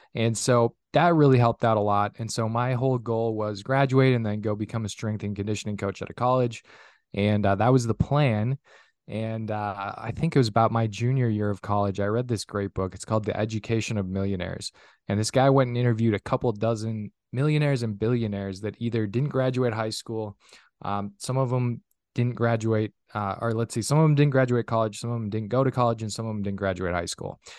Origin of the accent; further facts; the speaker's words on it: northern Minnesota, United States; now in Minneapolis–Saint Paul, United States; born and raised in Minnesota, originally, uh, from a small little town of three hundred people up in, uh, northern Minnesota